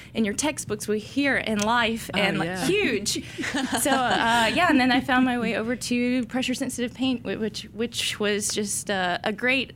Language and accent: English; Tennessee, United States; I grew up in Tennessee